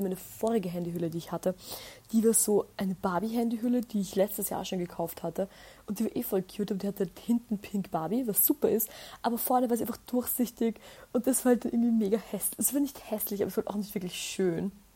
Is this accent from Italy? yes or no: no; Austria; bei uns in Österreich